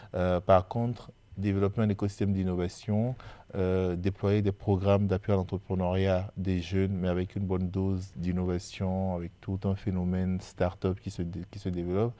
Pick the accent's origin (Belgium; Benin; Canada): Benin; moved away as an adult; now in France; je suis béninois et, euh, et d'ailleurs, je dis souvent que je connais plus l'Afrique de l'Ouest que je ne connais l'île de France. Euh, parce que finalement, euh, j'ai, je suis né, j'ai étudié, euh, j'ai travaillé au Bénin avant de venir en France.